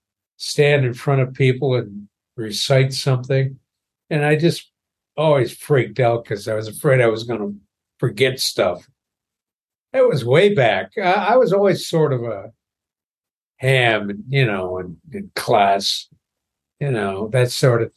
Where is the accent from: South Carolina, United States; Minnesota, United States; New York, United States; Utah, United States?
New York, United States; Niagara Falls; I was born in Niagara Falls, New York